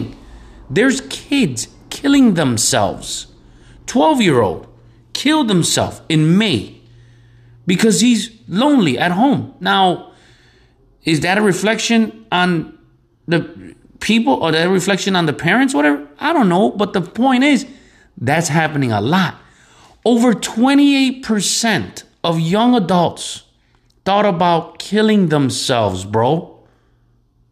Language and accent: English; Chicago, Illinois, United States; I grew up in Chicago